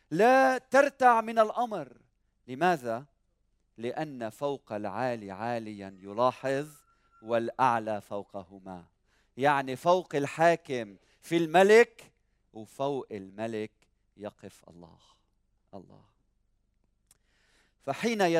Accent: Lebanon; حتى ولو لبنان مريض حتى ولو بلادنا مريضة

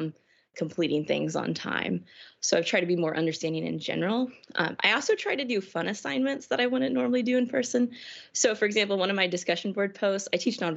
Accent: Missouri, United States; moved away as an adult; also born or lived in Ohio; now in Woodbury, United States; I'm from Missouri originally

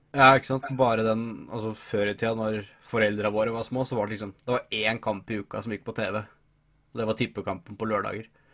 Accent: Hamar, Innlandet, Norway; Jeg er jo fra Hamar

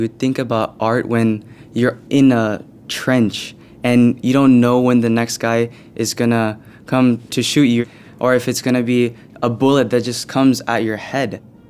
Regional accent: Irvine, California, United States; I'm from Irvine, California, Team USA.

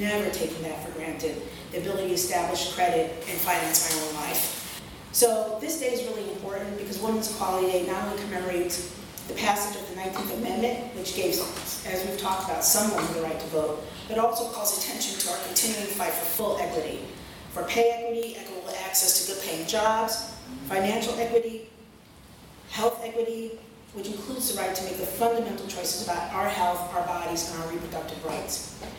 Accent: Brooklyn, New York, United States; I grew up in Brooklyn, New York, and one of the highlights of my youth was taking the subway into Manhattan with my mom

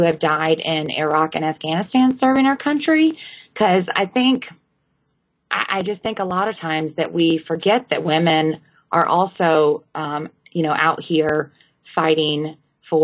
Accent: Walhalla, South Carolina, United States; I'm from Walhalla, South Carolina.

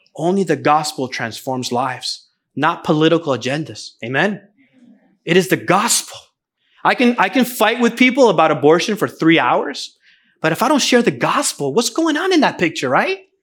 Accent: New Jersey, United States; also born or lived in Venezuela; the church that I grew up going to in New Jersey

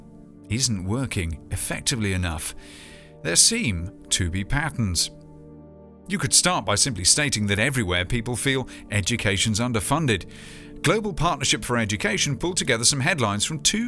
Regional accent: United Kingdom; here in my home country

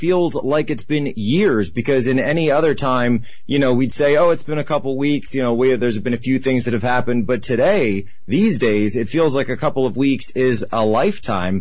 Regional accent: Philadelphia, Pennsylvania, United States; moved away; I'm from Philadelphia, and so I was back home

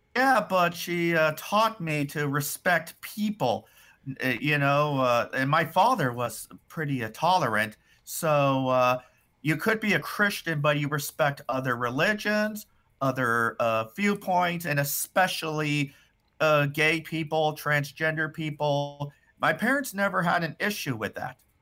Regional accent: United States; I'm American

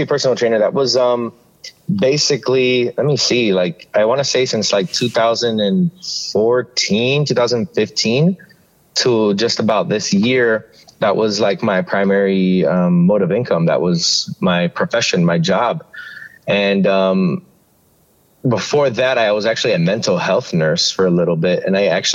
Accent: Miami, Florida, United States; moved away as an adult; also born or lived in Maui, Hawaii; now in Tucson, United States; I was actually born and raised in Miami, Florida.

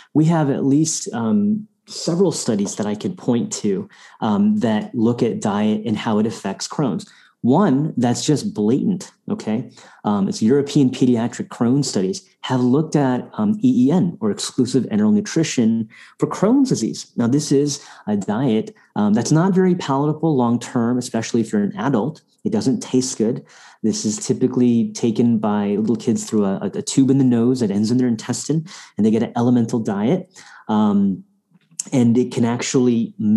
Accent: India; moved away; we go to South Asia, where I'm from, I'm Indian by birth

